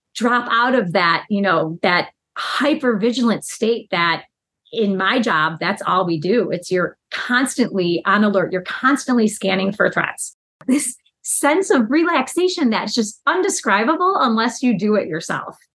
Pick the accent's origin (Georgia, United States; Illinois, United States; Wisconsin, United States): Illinois, United States; Chicago; I am from Chicago, lifelong resident